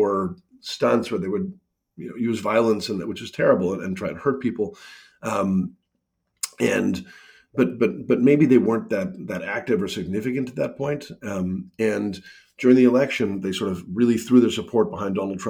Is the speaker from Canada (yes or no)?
yes; Canada; I'm a Canadian